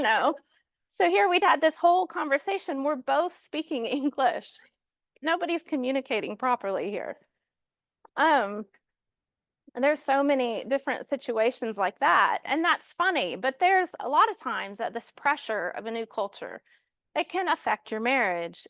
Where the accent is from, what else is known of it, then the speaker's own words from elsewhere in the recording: Kansas City, Missouri, United States; moved away as an adult; now in London, United Kingdom; we're actually from Kansas City, so we were sent out of Kansas City to London twenty years ago